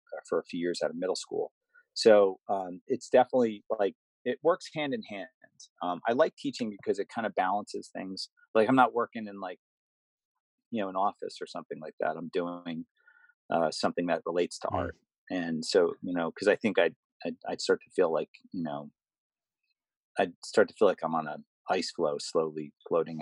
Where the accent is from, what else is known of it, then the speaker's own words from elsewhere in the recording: United States; I'm from America